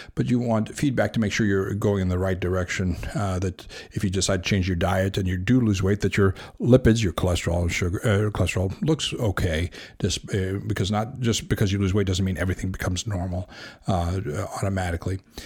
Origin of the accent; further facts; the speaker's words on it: Los Angeles, California, United States; when we were growing up in South Los Angeles